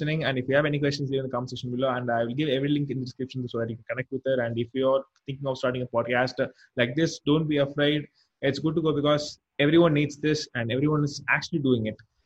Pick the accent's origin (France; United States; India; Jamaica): India; I'm an Indian.